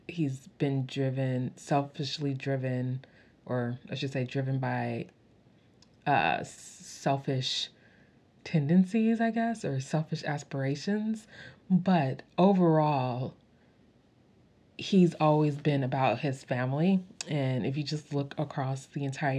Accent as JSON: {"language": "English", "country": "United States", "said": "I'm not from like England or like the UK or anything, I'm from America"}